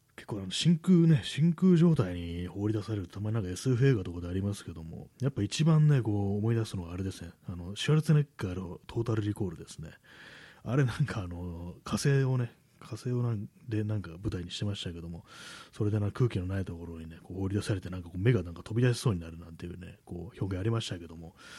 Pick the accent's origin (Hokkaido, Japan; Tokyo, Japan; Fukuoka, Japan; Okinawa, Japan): Tokyo, Japan; 私も東京の人間でね、まだずっと東京にいるんでね